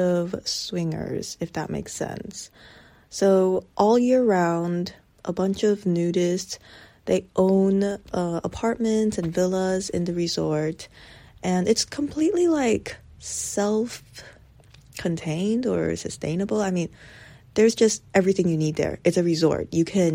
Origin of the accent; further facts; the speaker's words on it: United States; an American born kid